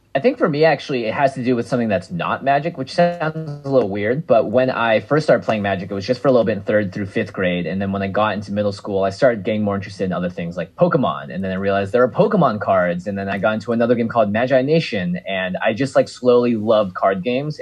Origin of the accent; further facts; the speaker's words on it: Seattle, Washington, United States; I grew up in Seattle, Washington